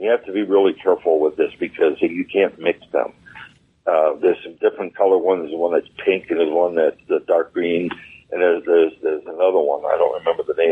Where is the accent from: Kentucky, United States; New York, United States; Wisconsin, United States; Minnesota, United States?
Wisconsin, United States; moved away; I'm from Wisconsin originally, and every winter, the first thing we did before it got cold is we drained our antifreeze